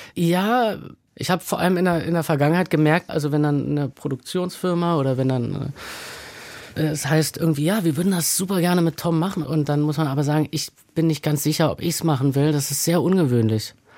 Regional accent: Berlin, Germany; Ich bin aufgewachsen in der Nähe des Rosenthaler Platzes in Berlin Mitte.

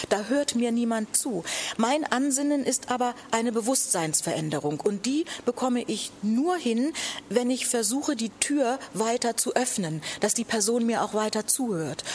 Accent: Buxtehude, Lower Saxony, Germany; ich komme aus Buxtehude. Ja, das, das ist doch meine Heimatstadt.

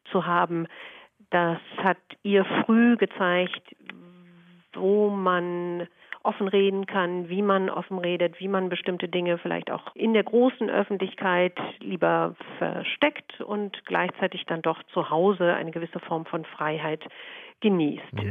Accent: Hamburg, Germany; Ja, also als Hamburgerin muss ich erstmal korrigieren, wenn ich das darf.

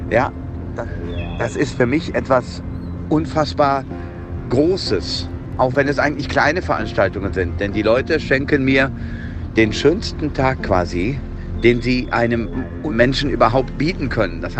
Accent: Würselen, North Rhine-Westphalia, Germany; Okay, also ich bin aufgewachsen im Kreis Aachen. Das ist in Würselen, genauso hieß meine Stadt, zusammen mit meiner Schwester, meinem Papa und meiner Mama

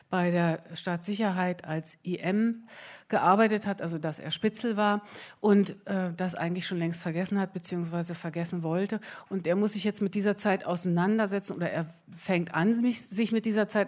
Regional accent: East Germany, Germany; wir sind ja ähm, wir sind ja in der DDR eher groß geworden mit Filmen, die, ähm, sagen wir mal, so osteuropäischer Herkunft waren.

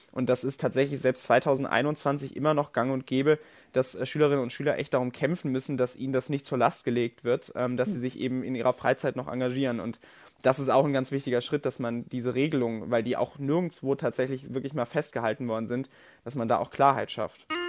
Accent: North Rhine-Westphalia, Germany; ich komme aus Nordrhein-Westfalen

